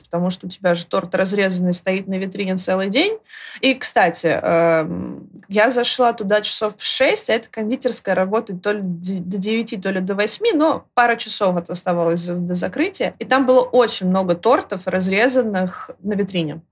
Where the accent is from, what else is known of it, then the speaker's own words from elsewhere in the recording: Moscow, Russia; Я москвичка